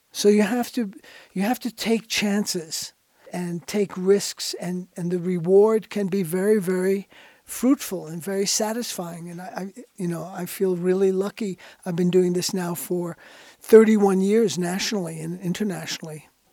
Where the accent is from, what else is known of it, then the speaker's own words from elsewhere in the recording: New York, United States; I was born in New York in nineteen forty-five